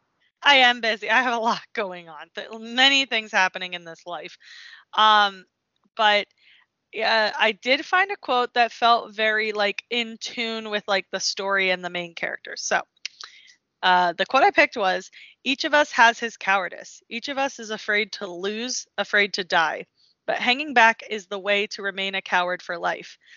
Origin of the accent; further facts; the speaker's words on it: United States; We're American